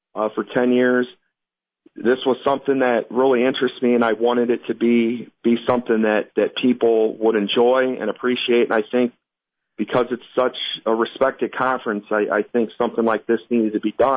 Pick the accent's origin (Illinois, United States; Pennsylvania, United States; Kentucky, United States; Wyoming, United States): Illinois, United States; Quincy; now in Quad Cities, United States; I was from Quincy